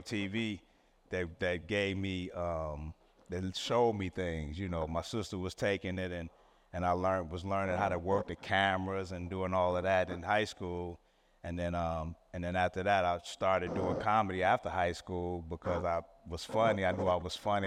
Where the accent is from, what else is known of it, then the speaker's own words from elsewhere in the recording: Chicago, Illinois, United States; I'm from Chicago, born and raised